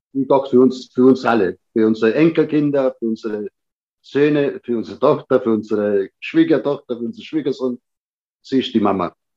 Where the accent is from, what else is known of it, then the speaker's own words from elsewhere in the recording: Germany; also born or lived in Patti, Sicily, Italy; ich bin dann quasi mit sieben Jahren dann wieder zurückgekommen nach Deutschland